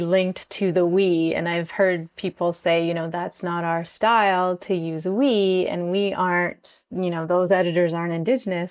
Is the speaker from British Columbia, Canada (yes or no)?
no; Six Nations Reserve, Ontario, Canada; moved away as an adult; now in Toronto, Canada; I'm from the Six Nations Reserve. Um, my mom is from Aqua Zesnay. My dad is from Six Nations, and I've lived on the Six Nations Reserve up until I was about nineteen